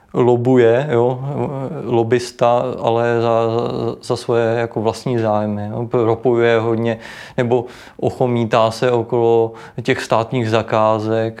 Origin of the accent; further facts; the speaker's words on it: Prague, Czechia; moved away as an adult; now in Ústí nad Labem, Czech Republic; jsem z Prahy